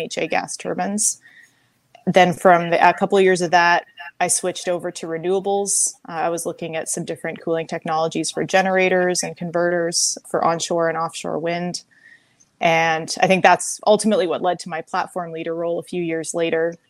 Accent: Victoria, British Columbia, Canada; moved away as an adult; I was born and raised in Victoria, BC, Canada.

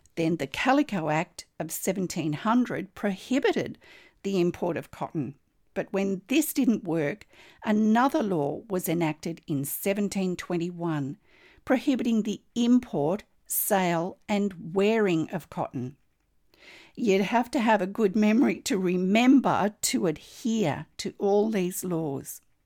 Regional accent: Australia

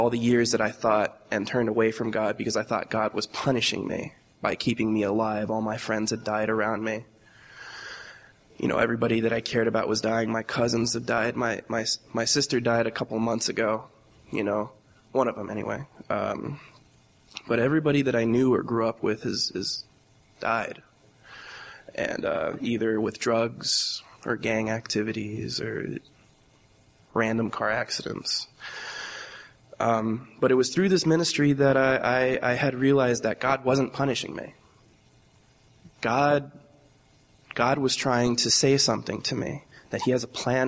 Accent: Fajardo, Puerto Rico; I was born in Fajardo, Puerto Rico, in 1993, 24 years old.

